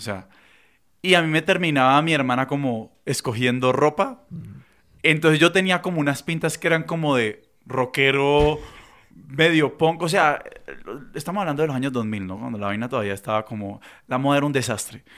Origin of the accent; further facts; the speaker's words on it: Cali, Valle del Cauca, Colombia; accent: caleño; nosotros somos de Cali, si no se han dado cuenta por el acento